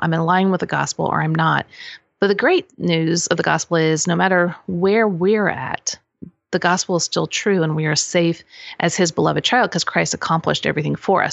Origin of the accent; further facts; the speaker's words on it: Kansas City, United States; moved away as an adult; also born or lived in Lawrence, Kansas / Normal, Illinois / Saint Louis, Missouri; now in Franklin, United States; I'm originally from Kansas City